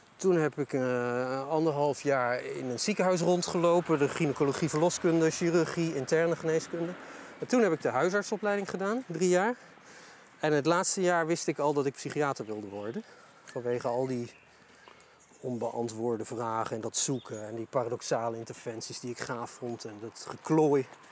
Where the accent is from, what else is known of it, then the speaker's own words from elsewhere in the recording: Delden, Overijssel, Netherlands; Ik, eh, ik kom uit Delden, geboren en getogen tukker